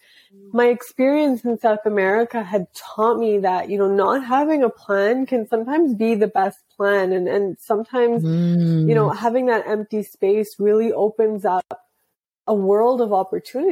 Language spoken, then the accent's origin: English; Canada; my parents are from India, I'm sure you can tell. And I was born in Canada. And so I always grew up with these two conflicting sets of values